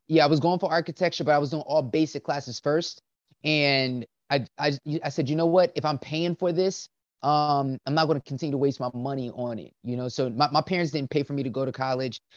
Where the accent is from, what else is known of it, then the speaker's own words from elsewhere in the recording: Willingboro, New Jersey, United States; I grew up in uh, a small town called Willingboro, New Jersey